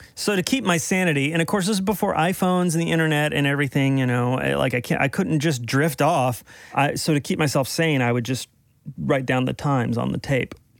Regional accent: Dallas, Texas, United States; moved away; I'm from Dallas originally

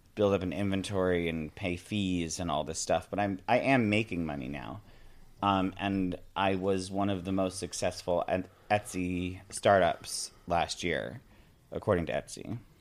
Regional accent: Binghamton, New York, United States; moved away as an adult; also born or lived in Maine; now in Staten Island, United States; Yeah, I grew up in upstate New York. I grew up in Binghamton, New York

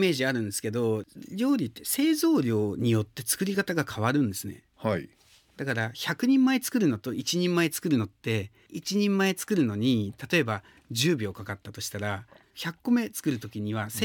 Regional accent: Kanazawa, Ishikawa, Japan; moved away; also born or lived in France; 金沢って創業は地元石川県金沢市でやりましたね

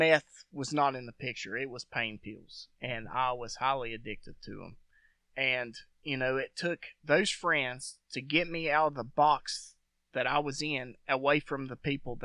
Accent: West Virginia, United States; also born or lived in Kansas; I grew up in West Virginia. So when I was like maybe 2 or 3, we moved back to West Virginia

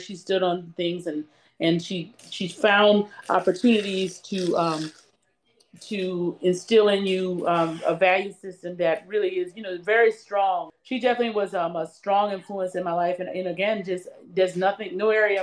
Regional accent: Holly Hill, South Carolina, United States; I grew up in Holly Hill, South Carolina, in between Columbia, South Carolina and Charleston.

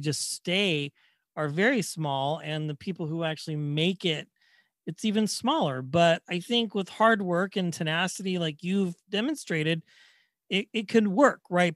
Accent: Wichita, Kansas, United States; now in Bay Area, United States; I grew up in Wichita, Kansas

